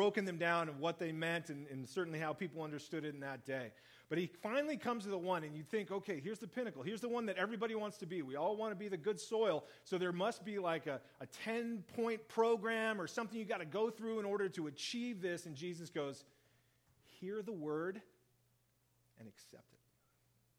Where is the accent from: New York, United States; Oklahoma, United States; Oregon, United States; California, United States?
Oregon, United States; Central; we were growing up in Central Oregon